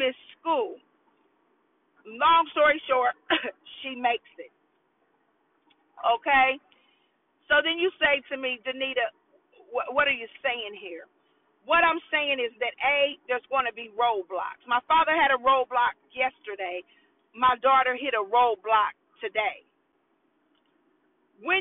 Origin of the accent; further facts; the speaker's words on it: Indianapolis, Indiana, United States; I'm born and raised in Indianapolis